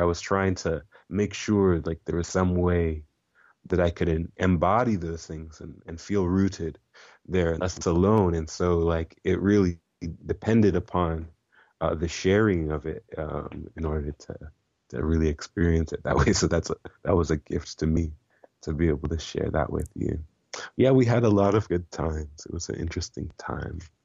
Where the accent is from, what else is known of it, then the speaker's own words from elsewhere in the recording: Iowa, United States; moved away; also born or lived in Oregon / Milwaukee; as a child, uh, growing up in Iowa